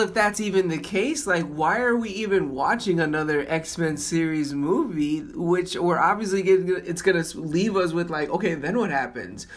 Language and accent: English; Florida, United States; moved away; I'm from Florida